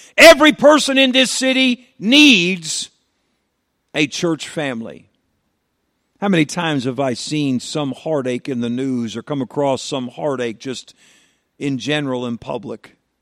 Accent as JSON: {"language": "English", "region": "New York", "country": "United States", "said": "I'm a New Yorker. I live in New York"}